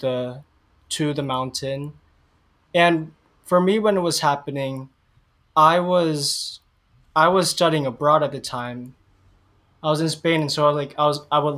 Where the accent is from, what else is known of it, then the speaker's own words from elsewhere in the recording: Hawaii, United States; I was born in Hawaii. Mm-hmm. I lived here like most of my life, but I'm not Hawaiian by blood.